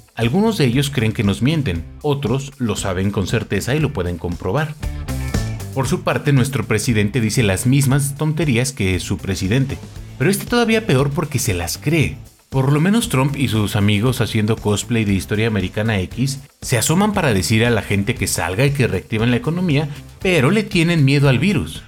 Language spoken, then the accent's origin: Spanish; Mexico; como buen mexicano crecí